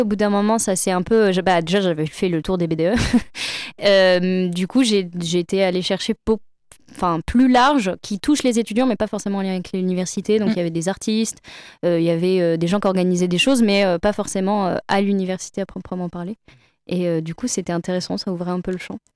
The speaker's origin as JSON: {"language": "French", "town": "Le Mans", "region": "Pays de la Loire", "country": "France", "tie": "born or raised there", "moved": "as an adult", "lives_now": "Paris, France", "said": "ça m'a permis vraiment de redécouvrir Le Mans. Euh, même si c'est ma ville natale"}